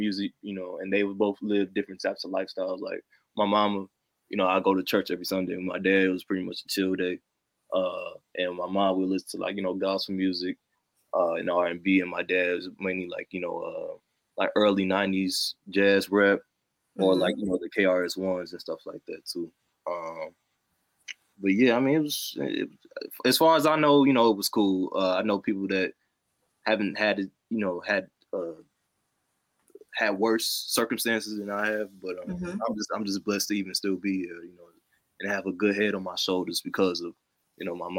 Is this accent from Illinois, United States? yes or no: yes; Chicago, Illinois, United States; I'm from the South Side